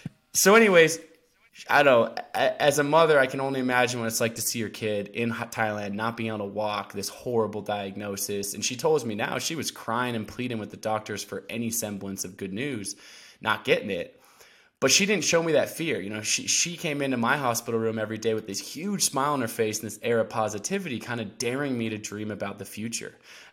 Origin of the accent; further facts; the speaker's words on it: Portland, Oregon, United States; But yeah, I grew up in the Pacific Northwest, mostly Portland, Oregon. Spent a lot of time out there.